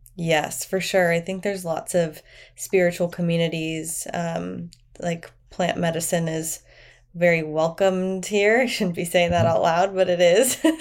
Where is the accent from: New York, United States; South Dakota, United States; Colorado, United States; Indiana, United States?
Indiana, United States; near Chicago; moved away as an adult; now in Austin, United States; I'm from the Midwest. I'm from Indiana, just near Chicago.